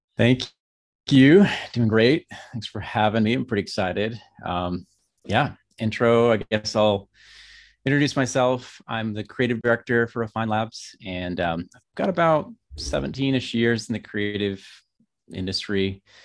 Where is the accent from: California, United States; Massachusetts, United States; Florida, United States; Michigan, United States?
Michigan, United States; Grand Rapids; moved away as an adult; now in Bariloche, Argentina; I'm from Grand Rapids, Michigan, but, uh, we're living in the Patagonia region of Argentina.